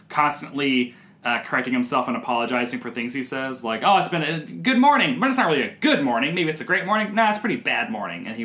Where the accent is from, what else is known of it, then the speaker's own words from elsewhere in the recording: Tennessee, United States; I'm from Tennessee, I'm from the South